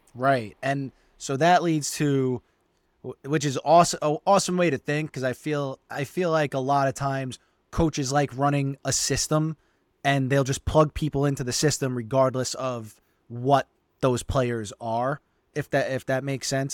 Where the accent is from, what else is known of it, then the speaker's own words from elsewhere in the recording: New York City, New York, United States; We both grew up in Staten Island